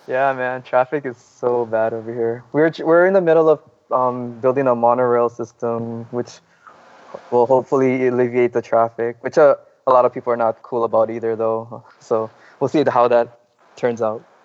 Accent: Kauai, Hawaii, United States; moved away as an adult; now in Oahu, United States; Actually, I'm originally from Kauai

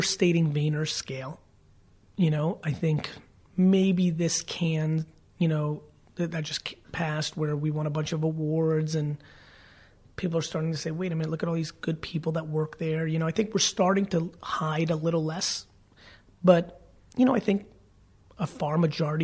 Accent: New Jersey, United States; I'm definitely a Jersey boy

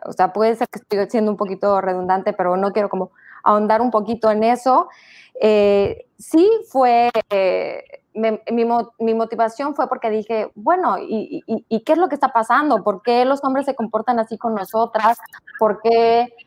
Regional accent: Tabasco, Mexico; now in Mérida, Mexico; de Tabasco, vivo hace 20 años en Mérida

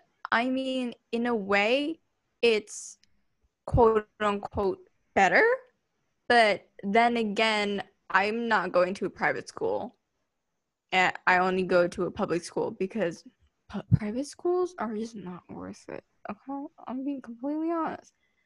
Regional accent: Surabaya, East Java, Indonesia; moved away as an adult; now in Seattle, United States; growing up in Surabaya, everybody knew who I was.

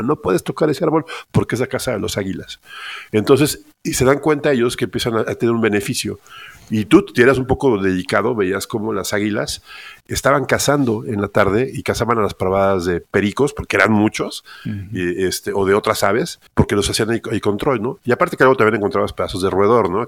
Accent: Mexico City, Mexico; yo soy originario de Ciudad de México

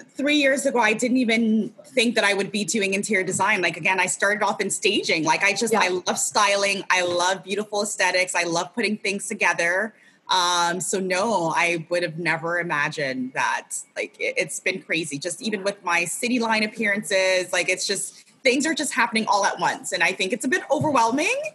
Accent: Ghana; He, you know, I'm originally from Ghana, so my parents are both from Ghana as well.

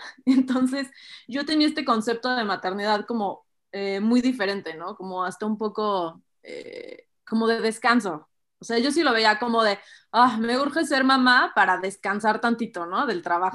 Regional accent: Mexico; como sociedad mexicana

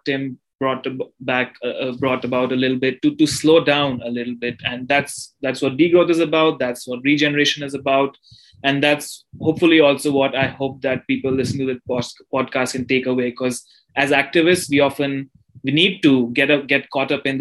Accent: India; growing up in India

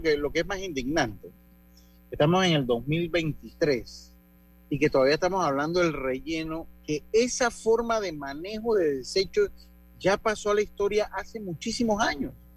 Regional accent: Panama; lo estoy diciendo como panameño

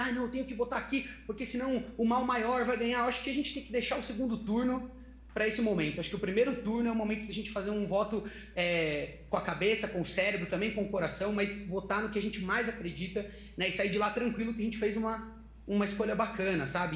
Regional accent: Socorro, São Paulo, Brazil; Eu sou, eu sou de uma cidade pequena do interior de São Paulo, é, que se chama Socorro

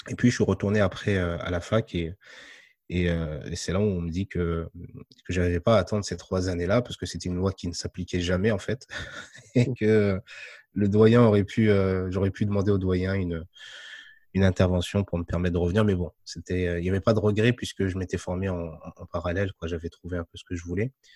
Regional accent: France; je suis né en France, je suis d'origine marocaine, de mes deux parents

